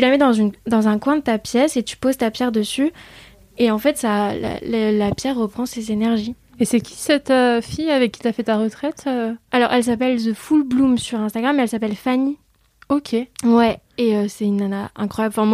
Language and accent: French; Vietnam; Euh, bon, déjà, euh, dû à mon enfance au Vietnam, j'ai des, des, bouddhas un peu partout chez moi.